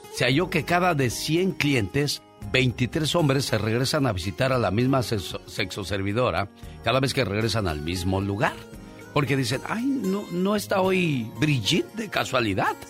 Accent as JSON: {"language": "Spanish", "region": "Mexico City", "country": "Mexico", "moved": "yes", "said": "Yo vengo de la Ciudad de México, caminé por la Merced, vi muchas cosas y dije, a lo que se expone uno estando chiquillo"}